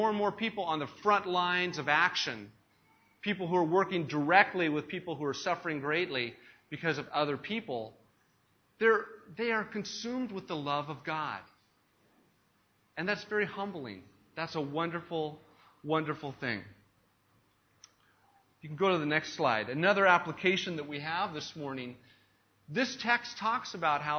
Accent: United States; moved away; I have as an American, a Western American, who has been taught and brought up in a culture where it's all about the individual

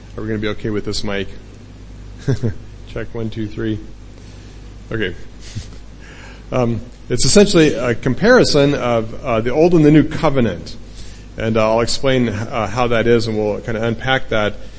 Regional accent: United States; moved away as an adult; now in Thailand; we don't own a house in, the, in America, our home country

